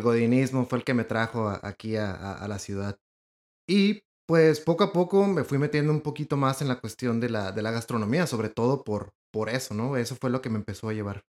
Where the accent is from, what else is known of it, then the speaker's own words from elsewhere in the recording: Ensenada, Baja California, Mexico; now in Monterrey, Mexico; soy de Ensenada.